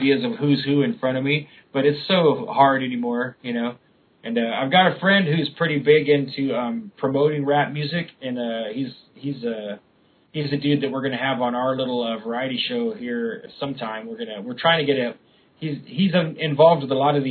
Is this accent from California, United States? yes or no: yes; Sacramento, California, United States; I was from Sacramento, and you know, that's what all the kids did